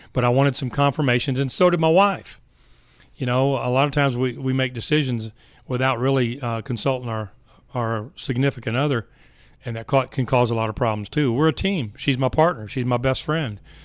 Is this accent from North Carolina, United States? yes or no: no; Richardson, Texas, United States; I was raised in Richardson, Texas